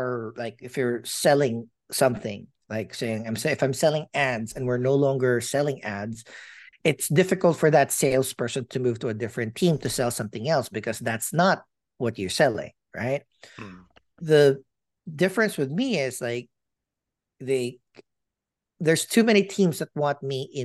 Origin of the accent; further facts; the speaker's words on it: Philippines; moved away; I'm a Filipino